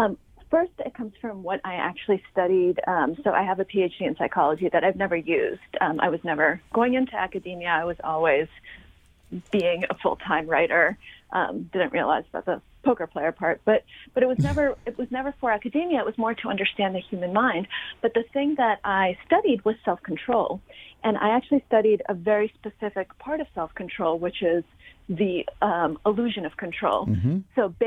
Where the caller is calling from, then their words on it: New York, United States; I'm coming in from New York, which you will probably be able to tell at some point during the conversation, because I'm assuming we'll hear some sirens at some point.